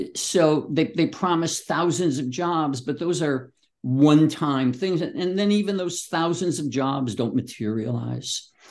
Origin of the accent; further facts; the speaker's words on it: Chicago, Illinois, United States; the Chicago in which I grew up